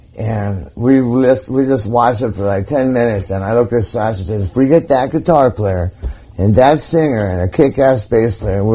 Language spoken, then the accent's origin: English; Hollywood, California, United States; In Hollywood.